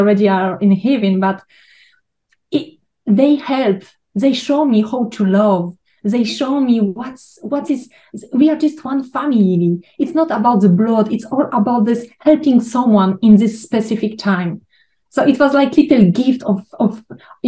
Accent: Poland; moved away; I was born in Poland. I grew in an orphanage

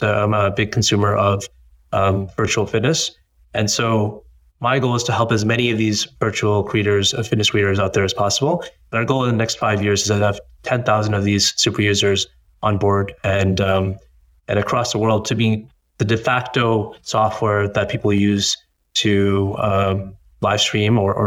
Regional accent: Boston, Massachusetts, United States; being like a first generation born in the US, I was born in the US, born in Boston

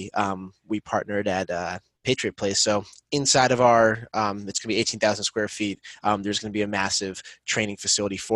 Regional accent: Boston, Massachusetts, United States; growing up in Boston

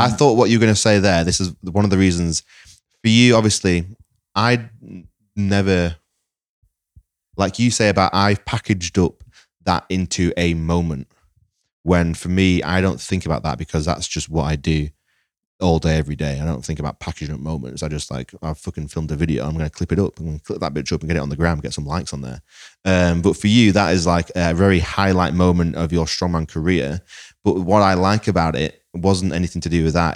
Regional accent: Lancaster, North West England, United Kingdom; I'm from Lancaster.

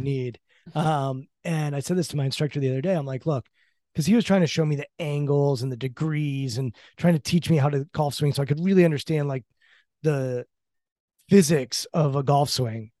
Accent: Maryland, United States; I grew up in Maryland and grew up on the Orioles

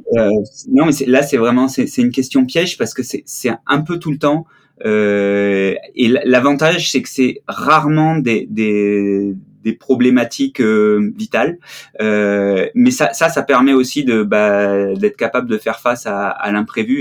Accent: Marseille, Provence-Alpes-Côte d'Azur, France; moved away as an adult; also born or lived in Briançon / Grenoble; je suis marseillais, je suis né à Marseille. Euh, et j'ai eu la chance de, de faire une partie de, de, de mes petites écoles euh, à Briançon

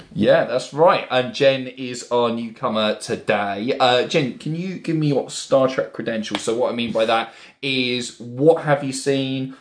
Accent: Bournemouth, South West England, United Kingdom; now in Brighton, United Kingdom; we're all from Bournemouth originally.

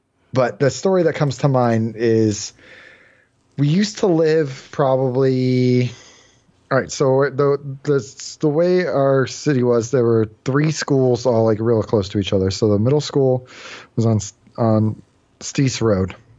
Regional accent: Green, Ohio, United States; born or raised there

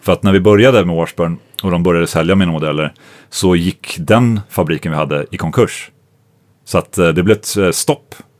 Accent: Sweden; jag är svensk

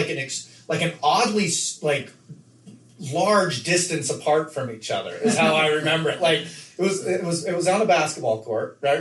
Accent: Nephi, Utah, United States; moved away; also born or lived in Levan, Utah; when I grew up in Levan, you know, you had to ride 1 mile to get to your closest neighbor

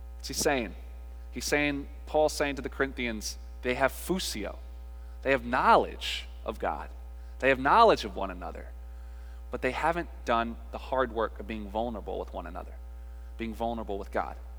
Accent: North Carolina, United States; we're from North Carolina, and we grew up in a Baptist household

